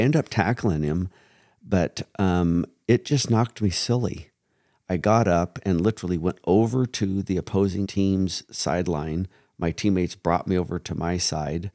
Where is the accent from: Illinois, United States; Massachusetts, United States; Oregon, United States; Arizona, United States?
Oregon, United States; Springfield; I grew up in Springfield, Oregon, which is connected to Eugene, Oregon